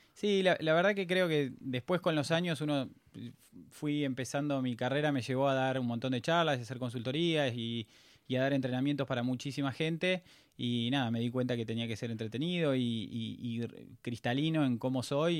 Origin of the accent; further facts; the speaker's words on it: Pilar, Buenos Aires Province, Argentina; yo nací en Pilar, provincia de Buenos Aires, antes de que Pilar fuese Pilar